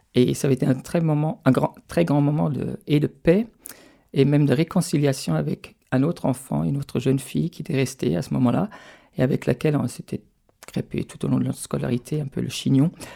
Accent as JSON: {"language": "French", "town": "Stuttgart", "region": "Baden-Württemberg", "country": "Germany", "tie": "born or raised there", "also_born_or_lived": "France", "second_language": "French", "moved": "as an adult", "lives_now": "Paris, France", "said": "chez moi, dans, la région d'où je viens, donc autour de Stuttgart"}